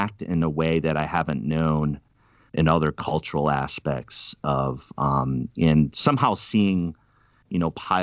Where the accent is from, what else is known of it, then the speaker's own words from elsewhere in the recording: outside Providence, Rhode Island, United States; I'm a Yankee. I'm from up in, Rhode Island. I grew up outside of Providence.